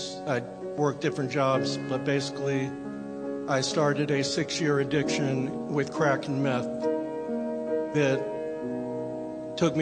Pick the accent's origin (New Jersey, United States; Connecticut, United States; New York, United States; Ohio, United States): Connecticut, United States; Vernon; moved away; I grew up in Vernon, Connecticut, which is a small farm town about 15 miles from Hartford